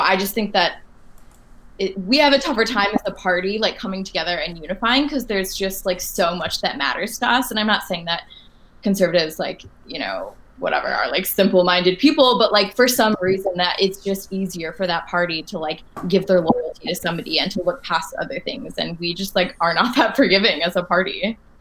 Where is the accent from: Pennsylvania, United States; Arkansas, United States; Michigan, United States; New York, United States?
Michigan, United States; moved away as an adult; also born or lived in Washington, D.C.; now in Boston, United States; I'm from Michigan.